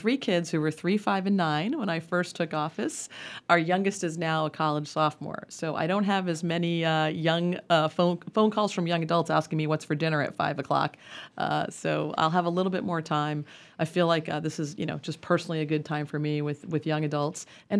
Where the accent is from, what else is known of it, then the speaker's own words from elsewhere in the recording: Hawaii, United States; born there; now in Salem, United States; I'm not from here. I'm a Navy brat. I was born in Hawaii. My mom's from Trinidad. You know, I came to Salem to go to college.